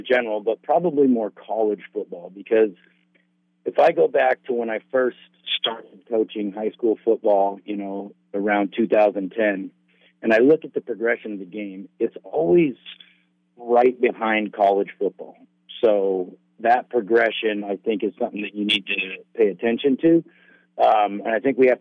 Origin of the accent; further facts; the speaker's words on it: Redding, California, United States; moved away as an adult; now in Oregon, United States; I'm from Northern California, Redding